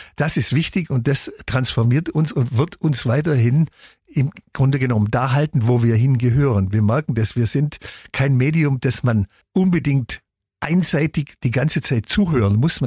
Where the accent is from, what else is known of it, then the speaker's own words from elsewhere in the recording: Ulm, Baden-Württemberg, Germany; Ich bin in Ulm aufgewachsen